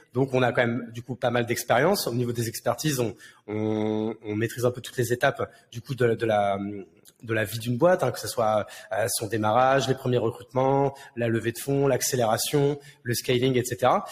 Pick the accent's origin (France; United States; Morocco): France; Marne, Champagne-Ardenne, Grand Est; moved away as an adult; also born or lived in Paris; now in Bordeaux, France; de base, je suis né à Paris, mais j'ai vécu toute mon enfance et adolescence euh, dans la Marne, à la campagne, donc du coup en, Champagne-Ardenne